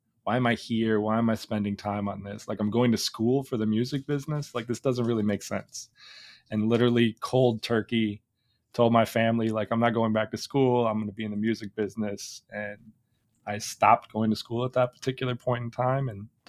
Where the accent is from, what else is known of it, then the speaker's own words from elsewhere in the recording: Chicago, Illinois, United States; I'm from Chicago.